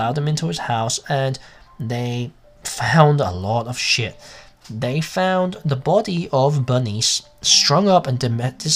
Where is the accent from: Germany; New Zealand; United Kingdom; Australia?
United Kingdom; England; also born or lived in America; now in United States; As you can tell by the accent, I'm English, but I live in America.